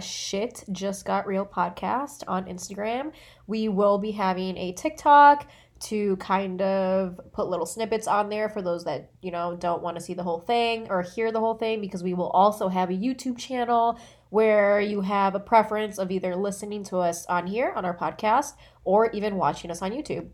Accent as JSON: {"language": "English", "town": "Chicago", "region": "Illinois", "country": "United States", "tie": "born or raised there", "also_born_or_lived": "El Paso, Texas, United States", "said": "I live in Chicago. I grew up here, but I was born in El Paso, Texas"}